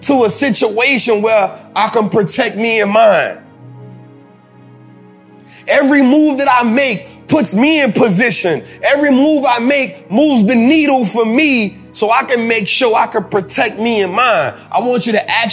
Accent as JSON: {"language": "English", "town": "New Orleans", "region": "Louisiana", "country": "United States", "said": "I'm from New Orleans. My people went through Hurricane Katrina"}